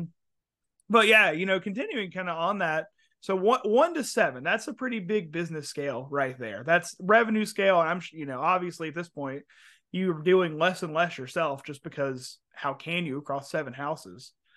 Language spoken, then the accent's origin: English; Mobile, Alabama, United States; moved away; I'm from Mobile, was living in Mobile at the time